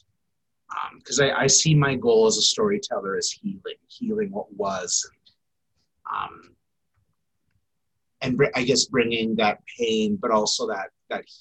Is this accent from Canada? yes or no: yes; St. Albert, Alberta, Canada; also born or lived in Saugeen First Nation, Ontario; now in Edmonton, Canada; I would say Miskwetchiwaskahegan, but I grew up in St. Albert.